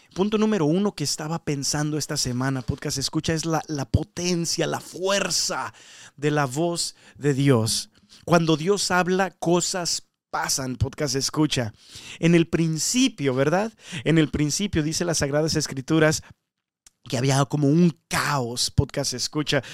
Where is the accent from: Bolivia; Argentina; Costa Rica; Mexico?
Mexico; now in United States; yo soy mexicano